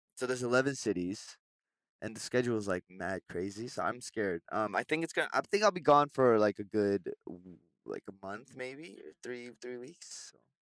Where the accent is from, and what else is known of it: Vancouver, British Columbia, Canada; now in Seoul, South Korea